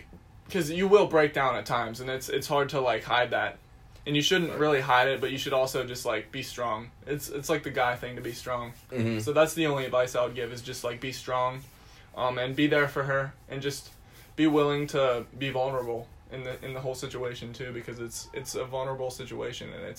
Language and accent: English; Bedford, Pennsylvania, United States; moved away as an adult; now in Indiana, Pennsylvania, United States; I'm originally from Bedford, Pennsylvania, which is an even smaller town than Indiana. I went to a high school